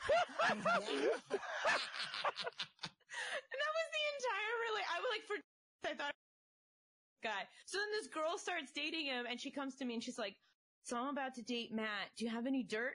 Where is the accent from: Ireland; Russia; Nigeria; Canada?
Russia; moved away; I come from Soviet Russia